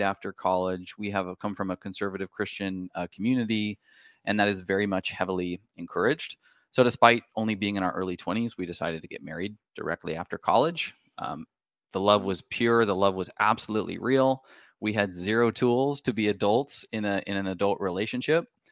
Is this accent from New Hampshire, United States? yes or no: no; Washington, United States; We're from the Pacific Northwest, uh, up in Washington State.